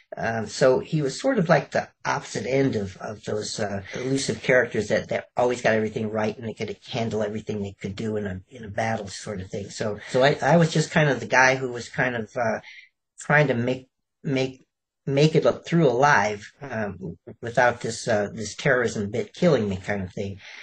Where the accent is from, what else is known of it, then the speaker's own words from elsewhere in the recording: Chicago, Illinois, United States; moved away; also born or lived in Alabama / California; I was actually born in Alabama, of all places, um, and I, I actually um, brewed um, and sold moonshine with my father. And I, I grew up in Chicago